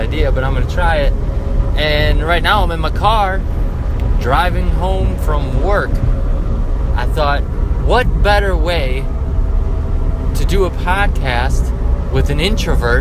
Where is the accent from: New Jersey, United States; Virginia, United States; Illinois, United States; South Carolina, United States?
Illinois, United States; north of Chicago; now in Texas, United States; I'm originally from Illinois, a little north of Chicago